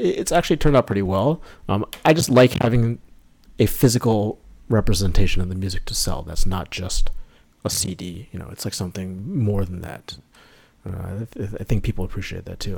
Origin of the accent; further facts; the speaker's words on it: New York, United States; I'm from, born and raised in New York, not in the city, just a, a little bit north of the city.